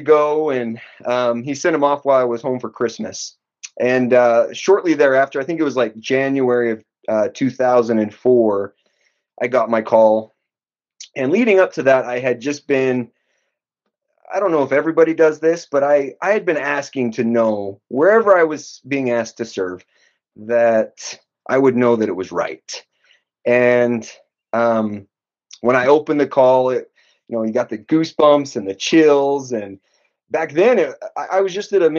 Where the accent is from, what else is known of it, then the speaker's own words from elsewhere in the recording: Kirtland, New Mexico, United States; A small town named Kirtland. So we don't even have an airport where I live.